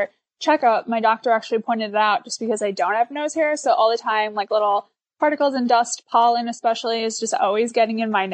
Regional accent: Milwaukee, Wisconsin, United States; I grew up right outside of Milwaukee, Wisconsin

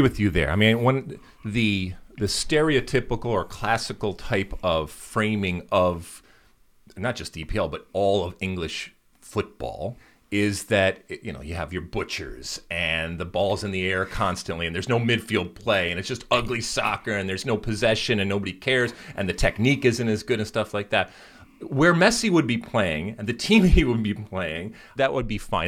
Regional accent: United States; we, as an American soccer playing, uh, nation

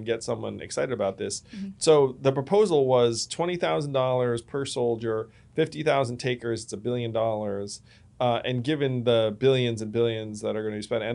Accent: United States; as an American

